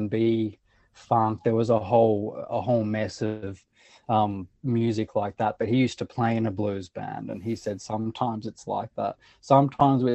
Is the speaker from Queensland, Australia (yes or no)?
no; Sydney, New South Wales, Australia; moved away as an adult; now in New Orleans, United States; I'm from Sydney